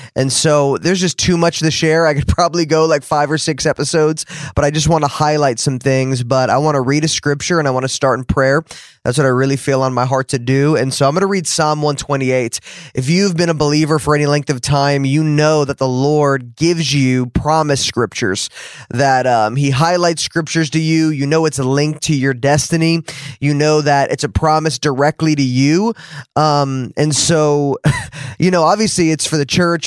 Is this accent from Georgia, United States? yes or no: no; New Jersey, United States; now in Dallas, United States; growing up in New Jersey